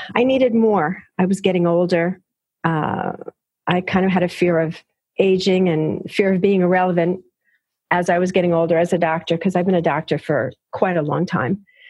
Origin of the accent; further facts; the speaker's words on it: New York City, New York, United States; also born or lived in Yonkers, New York; I am one of those gals who is a native New Yorker, born and raised in New York, in the Bronx, Queens